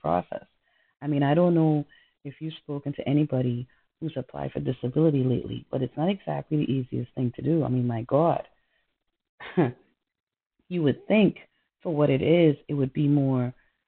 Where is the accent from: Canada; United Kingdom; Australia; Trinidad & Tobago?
Trinidad & Tobago; moved away; I'm from Trinidad.